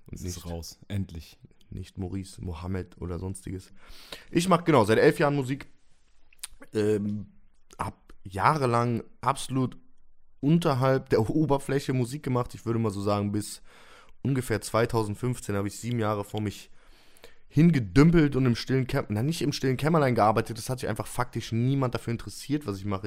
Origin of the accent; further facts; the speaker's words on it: Cologne, North Rhine-Westphalia, Germany; als Kölner